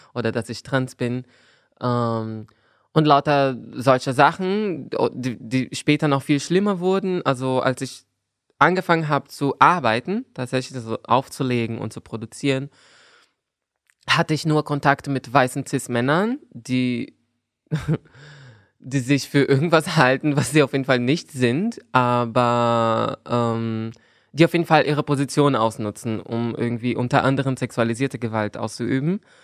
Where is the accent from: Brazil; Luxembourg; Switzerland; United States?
Brazil; German is a second language; now in Berlin, Germany; als Brasilianerin